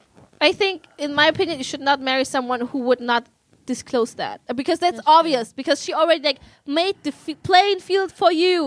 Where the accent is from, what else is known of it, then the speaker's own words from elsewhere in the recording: Germany; moved away; when I grew up in Germany